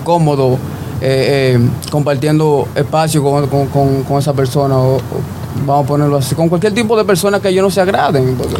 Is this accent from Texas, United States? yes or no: no; New York City, New York, United States; aquí en, en Nueva York, el Bronx, de donde yo soy